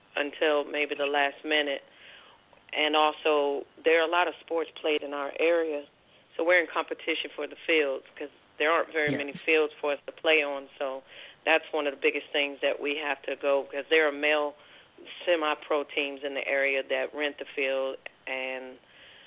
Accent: Washington, District of Columbia, United States; now in North Carolina, United States; I'm originally from Washington, D.C.

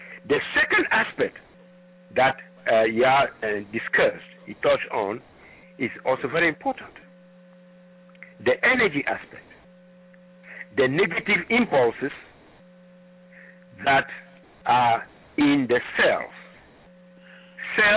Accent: Ghana; moved away; I am originally from Ghana

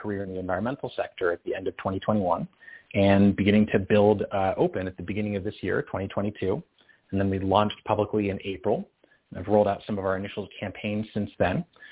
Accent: New Hampshire, United States; also born or lived in New York City; I started doing anti-war organizing in my home state of New Hampshire

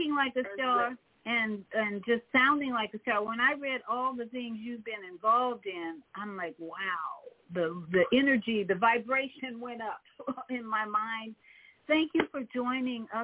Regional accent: Chicago, Illinois, United States; moved away; also born or lived in Umatilla, Florida; And I'm from Chicago

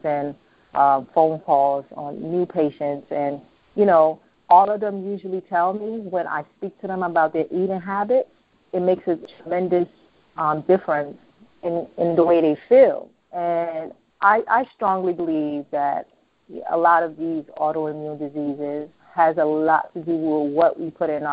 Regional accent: United States; also born or lived in Ghana; I was born in Ghana and I was raised here

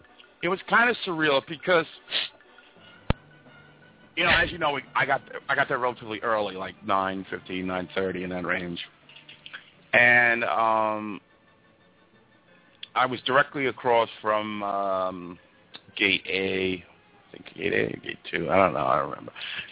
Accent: United States; I mean, I love Italy, but I'm an American.

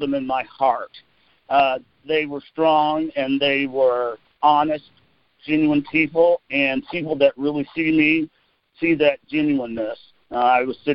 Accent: Fayette, Missouri, United States; also born or lived in Washington, D.C. / New York; a Fayesian, I grew up in Fayette, not Fayetteville

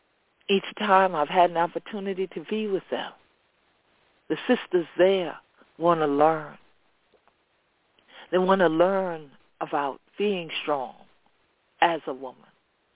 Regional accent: Gullah Geechee Nation, Sea Islands, United States; This is how we grew up here in the Gullah Geechee Nation.

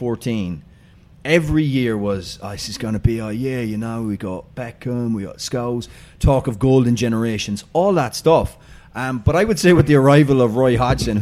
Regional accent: Ireland; I'm Irish

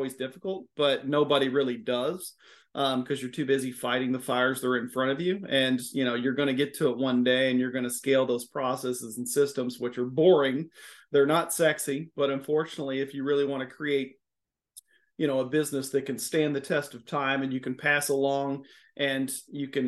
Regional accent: Miami, Florida, United States; accent: southern twang; now in Louisville, United States; am based out of Louisville, Kentucky. If you can't hear the southern twang in my voice, I was born in Miami, Florida

